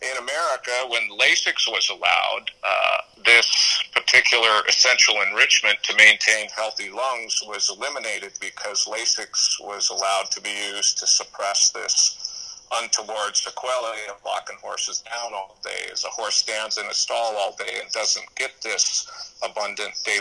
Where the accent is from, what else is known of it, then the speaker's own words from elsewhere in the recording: Montana, United States; When I was young, I was raised in Montana.